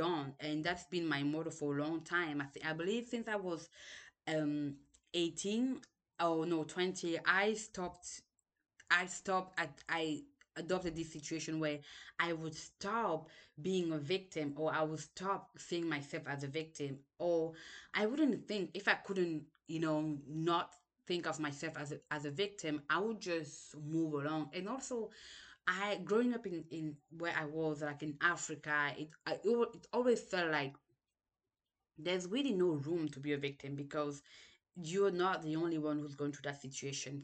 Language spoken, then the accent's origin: English; Cameroon; English is a second language; moved away; also born or lived in Senegal; I was born in Cameroon, lived there for a while, then we moved to Senegal